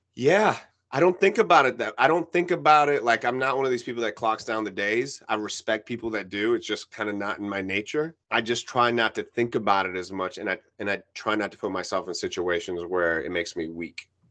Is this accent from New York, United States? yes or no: yes; New York, United States; first language Spanish; English is a second language; I was born in New York. My mom is from Cuba.